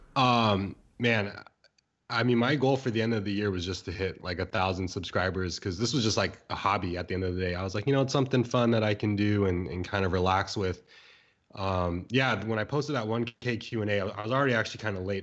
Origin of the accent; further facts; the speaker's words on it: San Diego, California, United States; moved away as an adult; also born or lived in Bay Area, California; now in San Francisco Bay Area, United States; I grew up in San Diego, California, um, for about, like, twenty years, moved out, went to school in the Bay Area